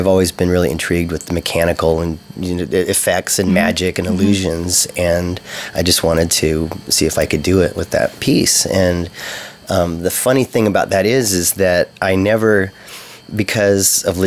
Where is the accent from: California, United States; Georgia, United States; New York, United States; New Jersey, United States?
California, United States; Santa Cruz; I'm from Santa Cruz.